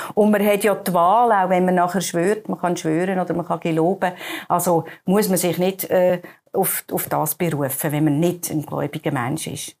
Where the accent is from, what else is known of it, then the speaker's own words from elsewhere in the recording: Baden, Aargau, Switzerland; bei uns in Baden